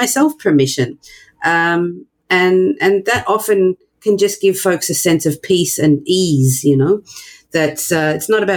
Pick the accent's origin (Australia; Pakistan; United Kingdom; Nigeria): Australia; now in New York, United States; I'm not American. I'm from Australia, but I live in New York